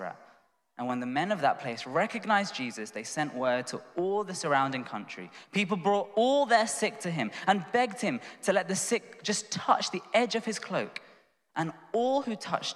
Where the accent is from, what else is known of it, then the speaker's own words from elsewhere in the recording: London, United Kingdom; I'm from Tooting in southwest London, and my dad's from India, mum's from Sri Lanka